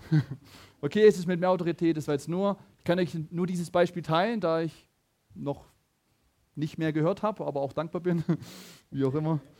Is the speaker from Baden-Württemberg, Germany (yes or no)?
yes; Laupheim, Baden-Württemberg, Germany; ich komme aus Laubheim, er auch, ja, live on mit Laubheim heute